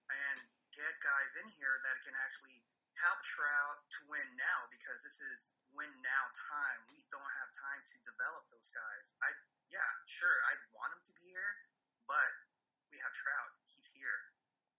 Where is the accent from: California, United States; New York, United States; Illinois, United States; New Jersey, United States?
California, United States; Los Angeles; L.A., born and raised